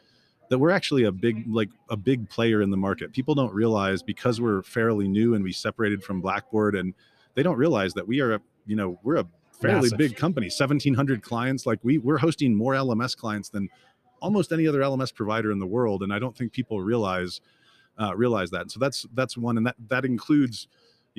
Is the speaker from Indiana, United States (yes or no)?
yes; Indiana, United States; I grew up in Indiana, and I went to Ball State University